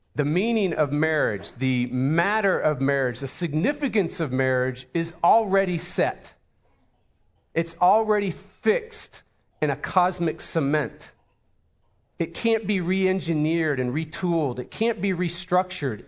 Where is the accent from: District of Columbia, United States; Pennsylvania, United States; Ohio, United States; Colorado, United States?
Pennsylvania, United States; Pittsburgh; moved away; We're from Pittsburgh, Pennsylvania